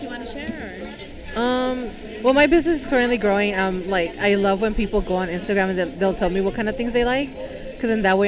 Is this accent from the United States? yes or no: no; San Juan de los Lagos, Jalisco, Mexico; moved away; I'm from San Juan de los Lagos, Jalisco